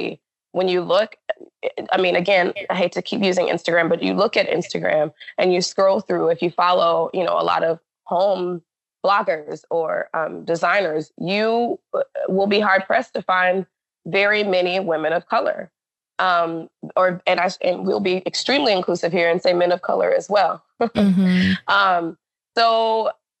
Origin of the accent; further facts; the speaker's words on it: Alabama, United States; moved away as an adult; also born or lived in Florida / Hawaii; now in Seattle, United States; in my hometown in Alabama